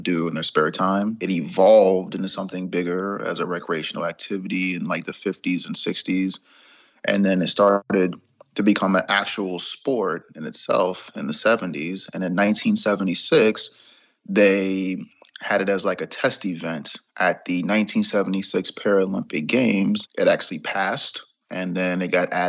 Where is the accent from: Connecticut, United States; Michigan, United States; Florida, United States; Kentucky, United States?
Florida, United States; Jacksonville; I'm from Jacksonville, Florida, 37 years old.